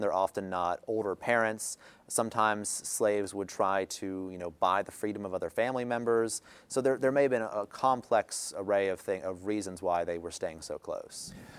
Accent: Harrisburg, Pennsylvania, United States; I'm from the Harrisburg area

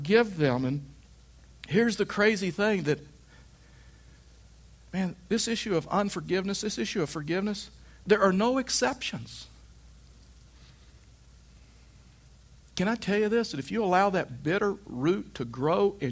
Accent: Texas, United States; I was raised in Texas

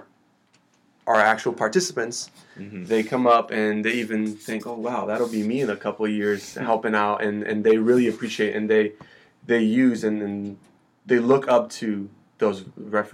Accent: Brazil; moved away; I'm from Brazil

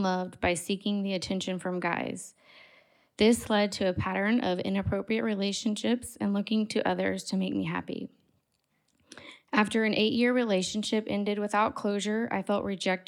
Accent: Bryan, Texas, United States; I grew up in Bryan, Texas, in a Christian home with both parents and 2 siblings.

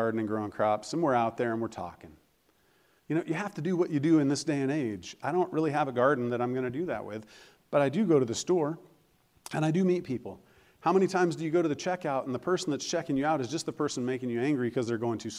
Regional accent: Colorado, United States; moved away; I am from Colorado

